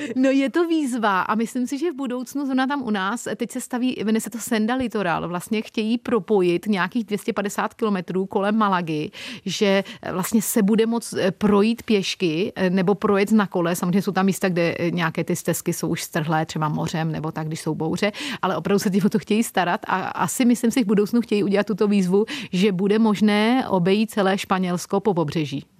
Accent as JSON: {"language": "Czech", "town": "České Budějovice", "region": "South Bohemian Region", "country": "Czechia", "tie": "born or raised there", "also_born_or_lived": "United Kingdom", "moved": "as an adult", "lives_now": "Torremolinos, Spain", "said": "Já jsem původem z Českých Budějovic."}